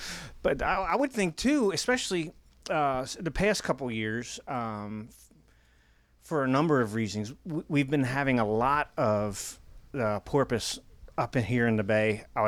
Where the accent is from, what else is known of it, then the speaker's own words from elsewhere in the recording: Rock Hall, Maryland, United States; I grew up in Rock Hall.